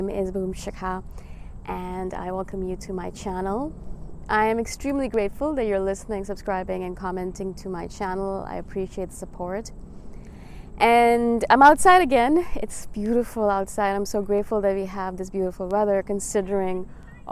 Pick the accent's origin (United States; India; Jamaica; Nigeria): India; moved away; I am from India originally. I was born there. My parents are Indian